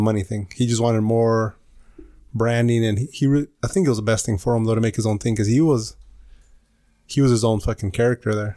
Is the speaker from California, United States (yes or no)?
yes; California, United States; we're from California